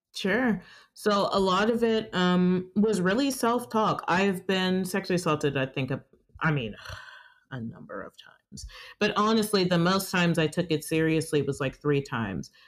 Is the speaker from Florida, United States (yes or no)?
no; Georgia, United States; I was born and raised here in Georgia.